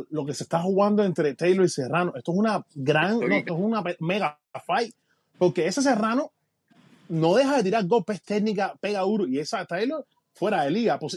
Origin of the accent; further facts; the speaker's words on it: Puerto Rico; como los puertorriqueños, tenemos la bandera parecida.